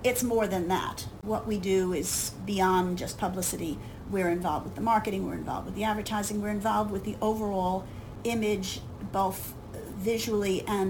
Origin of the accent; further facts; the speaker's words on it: New York, United States; I grew up in New York, and I was a theater kid.